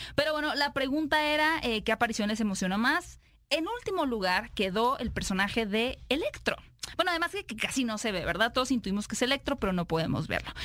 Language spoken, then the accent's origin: Spanish; Mexico; nosotros como mexicanos